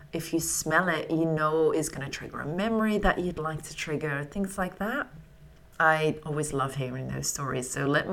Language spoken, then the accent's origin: English; Netherlands; now in London, United Kingdom; They have a lot of things from my home country.